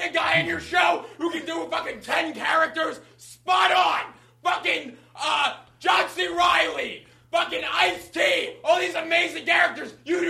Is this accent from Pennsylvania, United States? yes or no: yes; Philadelphia, Pennsylvania, United States; I'm from Philly.